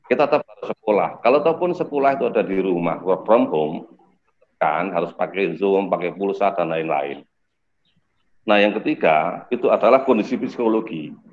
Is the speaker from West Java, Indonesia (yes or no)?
no; Temanggung, Central Java, Indonesia; born there; karena saya kebetulan eh, lahir di Temanggung, ada tiga N.